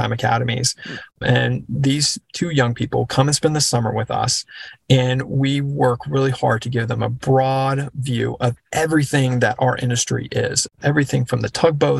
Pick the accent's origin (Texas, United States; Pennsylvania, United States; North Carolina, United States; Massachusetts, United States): Texas, United States; I grew up in Texas